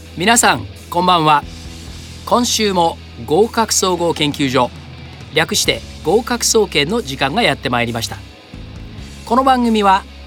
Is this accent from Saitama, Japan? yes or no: yes; Saitama, Japan; 僕もあの埼玉なんで